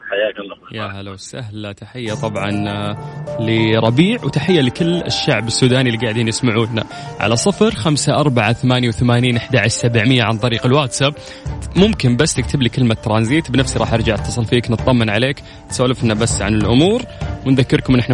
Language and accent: Arabic; Riyadh, Riyadh Province, Saudi Arabia; انا من الرياض